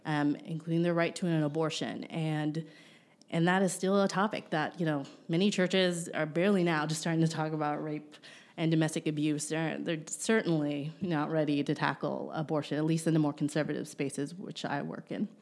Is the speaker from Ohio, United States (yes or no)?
yes; Ohio, United States; moved away; back in one, in my home state